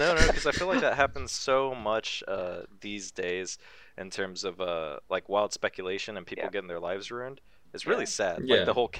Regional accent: United States

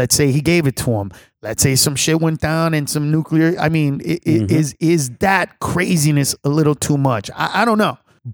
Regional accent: Honduras; now in United States; I'm from Honduras

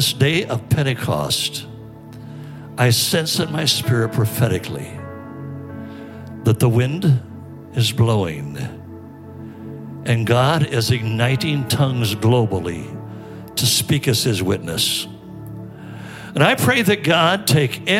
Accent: Fresno, California, United States; we all grew up in Fresno, California.

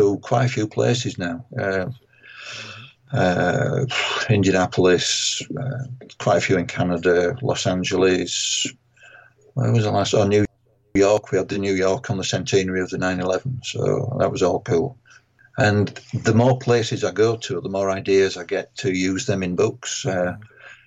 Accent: England, United Kingdom; being an Englishman who's never visited Jamaica Plain

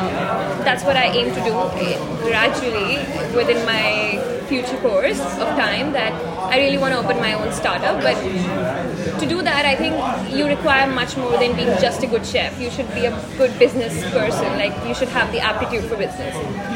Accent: Delhi, India; I'm from Delhi.

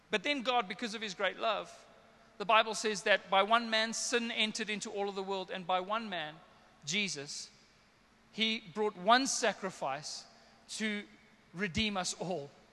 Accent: South Africa; I'm a South African boy, Afrikaans slash English

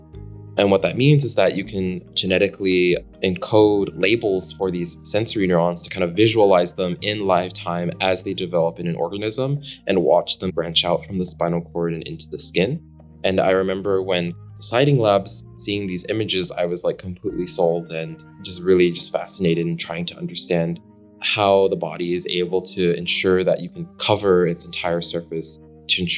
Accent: Daly City, California, United States; I was born and raised near San Francisco in kind of this neighboring city called Daly City.

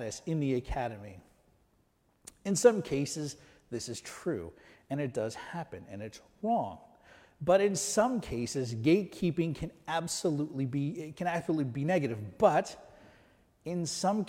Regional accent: United States

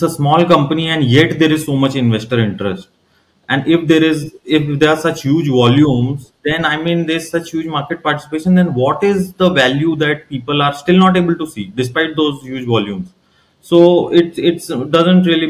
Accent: Ranchi, Jharkhand, India; moved away; I am originally from Ranchi, which is the capital of Jharkhand

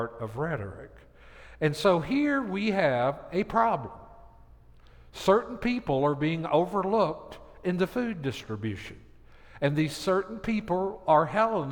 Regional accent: Tennessee, United States; moved away; Where I grew up in Tennessee

